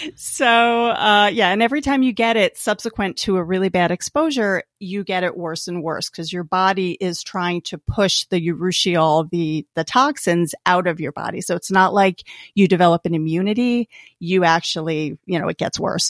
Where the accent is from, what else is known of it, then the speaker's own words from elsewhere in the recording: Albany, New York, United States; moved away as an adult; now in New Jersey, United States; I grew up in Albany, New York